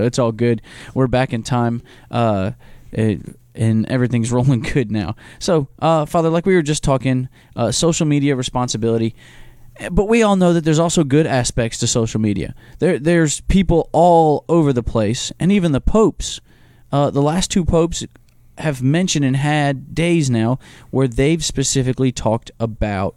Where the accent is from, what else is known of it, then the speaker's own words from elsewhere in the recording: United States; We as Americans